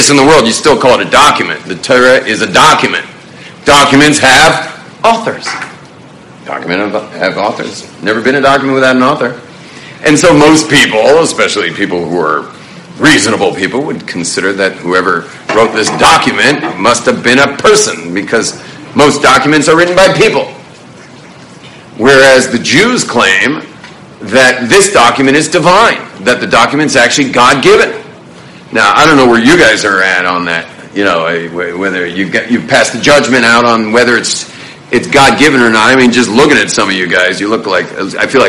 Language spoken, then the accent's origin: English; Los Angeles, California, United States; born or raised there; now in Jerusalem, Israel